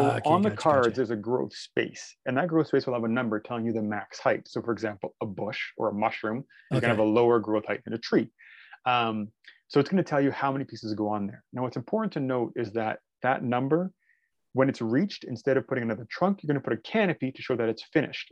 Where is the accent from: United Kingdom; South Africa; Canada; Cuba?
Canada; I'm Canadian.